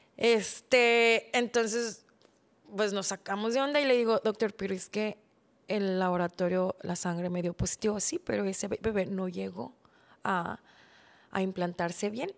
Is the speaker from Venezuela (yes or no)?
no; Mexico; crecí en México, pero me educaron mis papás coreanos